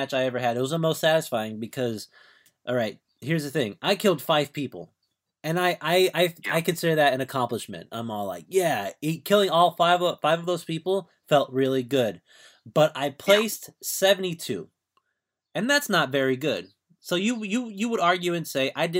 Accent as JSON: {"language": "English", "area": "Orange County", "region": "California", "country": "United States", "said": "I'm from Orange County."}